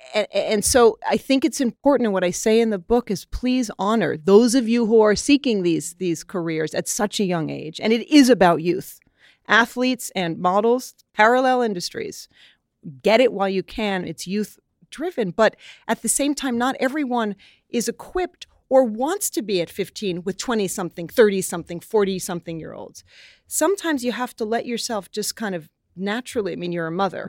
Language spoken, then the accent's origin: English; New York, United States; woman from New York